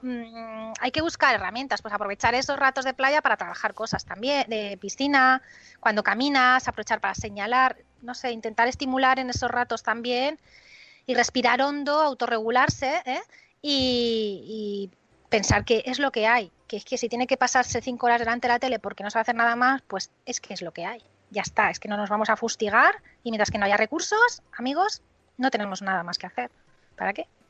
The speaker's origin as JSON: {"language": "Spanish", "town": "Benidorm", "region": "Valencian Community", "country": "Spain", "said": "yo soy de Benidorm"}